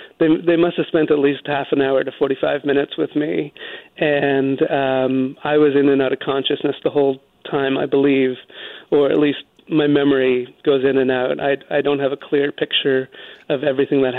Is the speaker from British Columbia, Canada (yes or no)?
yes; Vancouver, British Columbia, Canada; now in New York, United States; I live in New York. I grew up in Vancouver.